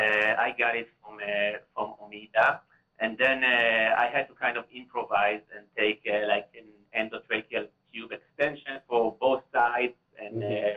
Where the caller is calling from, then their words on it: Cleveland, Ohio, United States; I'm calling from the States. I'm calling from Cleveland.